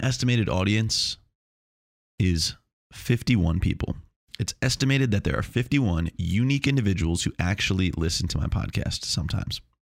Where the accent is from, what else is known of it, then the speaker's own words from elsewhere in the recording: Long Island, New York, United States; also born or lived in Chapel Hill, North Carolina; now in Melbourne, United States; I'm from Long Island, but now I live in Chapel Hill